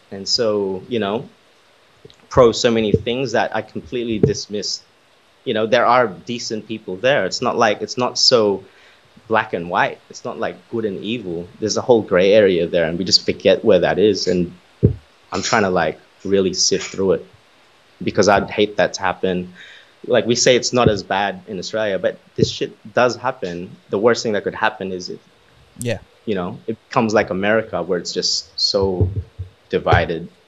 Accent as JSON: {"language": "English", "country": "Philippines", "said": "some people will literally sign up to be a client because we're Filipino"}